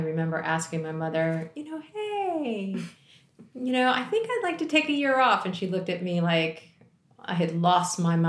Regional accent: D.C., Maryland, United States; born or raised there

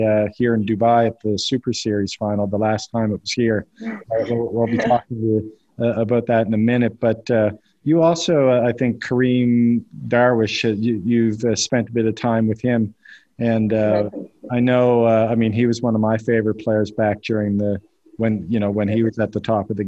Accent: Canada; now in United Arab Emirates; I live in the UAE, as I mentioned to you, and I'm from Canada, though

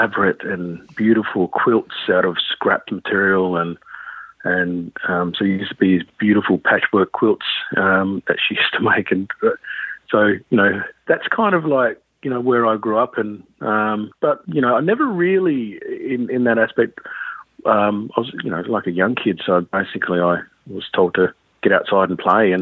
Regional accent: Perth, Western Australia, Australia; I grew up in Perth here, so I've been in Perth all my life, really.

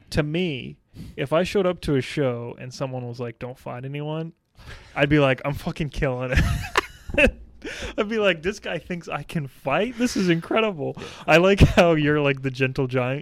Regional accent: North Carolina, United States; I'm from North Carolina

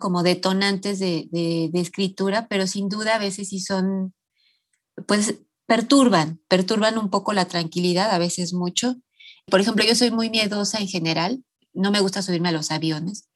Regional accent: Mexico City, Mexico; yo nací aquí en la Ciudad de México. Em, eh, nací en un barrio muy popular, que la colonia se llama Ramos Millán

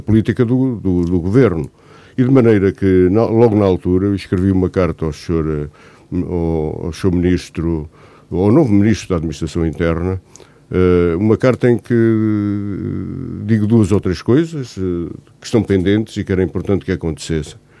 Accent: Centro, Portugal; now in Gouveia, Portugal; Eu na minha aldeia, que é uma aldeia com 300 habitantes

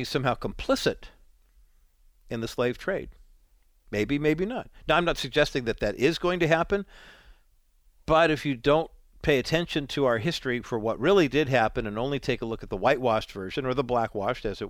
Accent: Southern California, United States; I grew up in Southern California

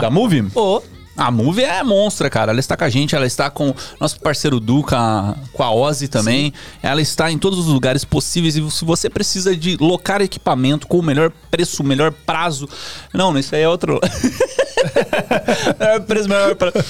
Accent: Campinas, São Paulo, Brazil; moved away as an adult; now in São Paulo, Brazil; eu sou de Campinas, né, e aí comecei a ter muito trabalho aqui em São Paulo

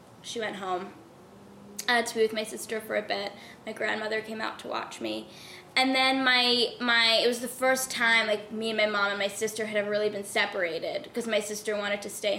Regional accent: New York City, New York, United States; now in Los Angeles, United States; I'm from Queens, New York.

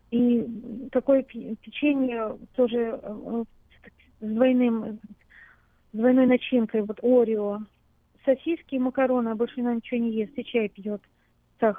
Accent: Moscow, Russia; now in Sacramento, United States; Мы год назад приехали с дочерью а, из России, из города Москвы.

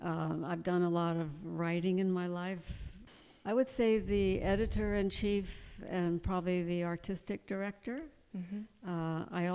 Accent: East Coast, United States; we designed a house and built it that was quite traditional because I'm from the East Coast originally and I love the Virginia-type farmhouses

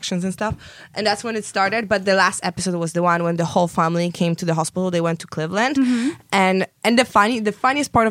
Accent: Poland; now in Los Angeles, United States; I'm originally from Poland

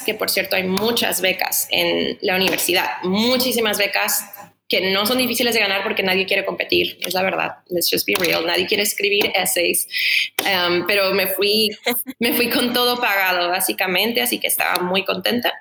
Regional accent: Tijuana, Baja California, Mexico; moved away; also born or lived in San Diego, California, United States; soy de Tijuana, crecí típico, ¿no? Creces entre Tijuana y San Diego toda mi vida

